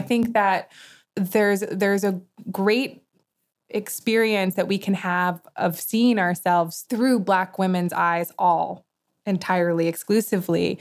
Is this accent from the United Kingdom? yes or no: no; New York, United States; I grew up in New York with many artists